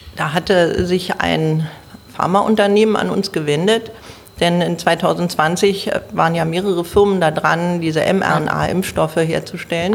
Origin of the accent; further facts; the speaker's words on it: Berlin, Germany; ich bin eine waschechte Berlinerin. Ich lebe im Südwesten Berlins, in Zehlendorf